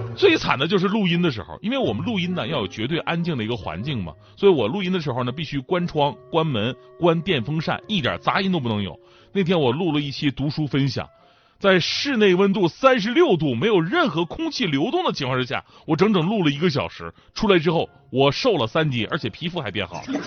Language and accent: Chinese; Northeast China, China; 作为一个东北人呐